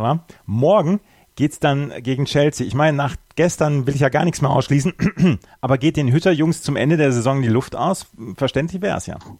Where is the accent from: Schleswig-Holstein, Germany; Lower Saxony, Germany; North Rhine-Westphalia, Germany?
North Rhine-Westphalia, Germany; Bad Oeynhausen; in meinem Heimatort gibt es einen Stadtteil, der heißt Wulferdingsen